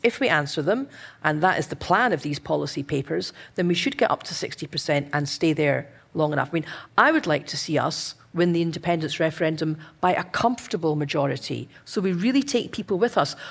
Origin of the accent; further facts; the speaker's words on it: Scotland, United Kingdom; a Scottish, eh, advocate